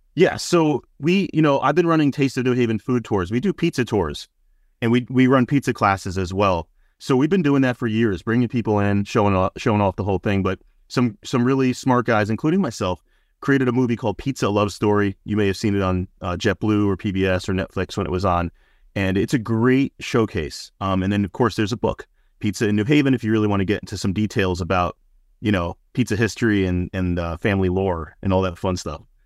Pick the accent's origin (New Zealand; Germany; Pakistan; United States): United States; New Haven, Connecticut; I grew up on Ernie's Pizzeria in Westville